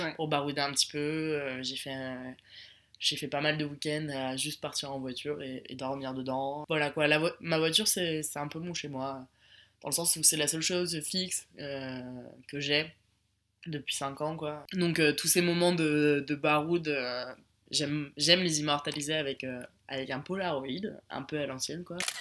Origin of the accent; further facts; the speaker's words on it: Paris, Île-de-France, France; moved away as an adult; also born or lived in Chambéry; on vient de Paris